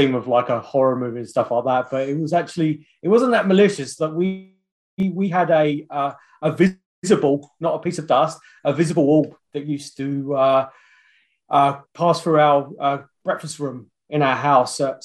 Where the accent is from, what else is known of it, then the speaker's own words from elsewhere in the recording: London, United Kingdom; also born or lived in Australia / New Zealand; now in Kamloops, Canada; I'm from London. That's where I was originally from